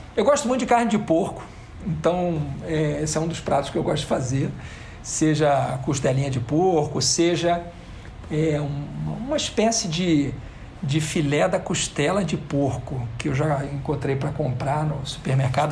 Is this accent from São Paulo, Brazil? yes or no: no; Rio de Janeiro, Brazil; also born or lived in Belo Horizonte; Eu fui criado em Copacabana, de forma que eu fiz uh, minha educação infantil, a minha creche, e pré-escola no Rio de Janeiro, ensino fundamental, ensino médio e ensino superior também